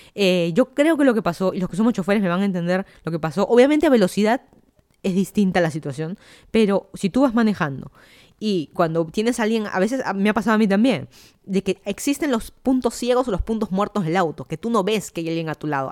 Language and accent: Spanish; Lima, Peru; moved away as an adult; also born or lived in Miami, United States / Fairfax County, Virginia, United States; now in Virginia, United States; yo soy de Lima, Perú. Me mudé a Estados Unidos hace tres años, más o menos.